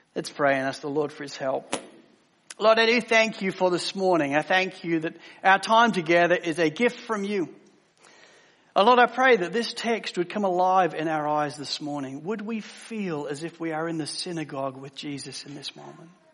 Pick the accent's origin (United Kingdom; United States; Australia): United Kingdom; England; growing up in the United Kingdom as I did in England